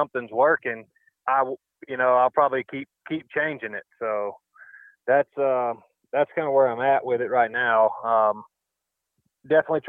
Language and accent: English; the South, United States; now in Arizona, United States; growing up in the South